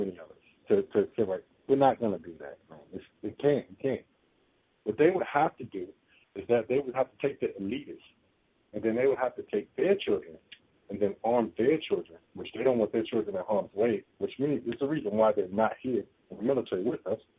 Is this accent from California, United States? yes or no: no; Washington, District of Columbia, United States; now in San Diego, United States; I live in San Diego now. I'm from Washington, D.C.